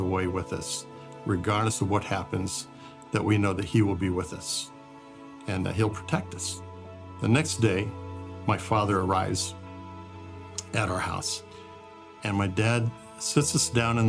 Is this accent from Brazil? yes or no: yes; Brazil; I grew up in Brazil, where my parents were missionaries, and it was a wonderful experience.